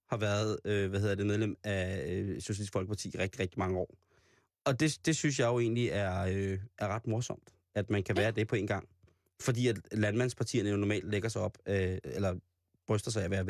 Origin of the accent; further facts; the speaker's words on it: Roskilde, Zealand, Denmark; Lejre det ligger lidt uden for Roskilde, hvor jeg voksede op